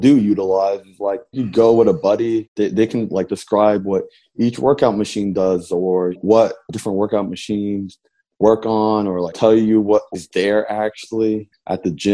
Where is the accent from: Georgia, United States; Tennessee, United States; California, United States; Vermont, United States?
Georgia, United States; Lawrenceville; I'm originally from Lawrenceville, Georgia.